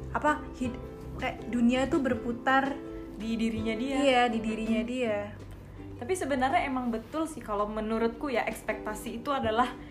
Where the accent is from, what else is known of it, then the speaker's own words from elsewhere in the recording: Jakarta, Indonesia; moved away as an adult; now in Bali, Indonesia; dari Jakarta